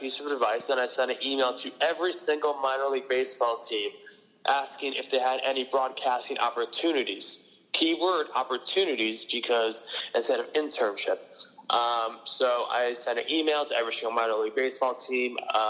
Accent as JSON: {"language": "English", "region": "upstate New York", "country": "United States", "moved": "as an adult", "lives_now": "Franklin, United States", "said": "I'm from upstate New York, and I go to school in Massachusetts. I feel like I'm living in from Massachusetts just because I spent a lot of my time here, because last year I lived at my college. I go to Dean College in Franklin, Mass."}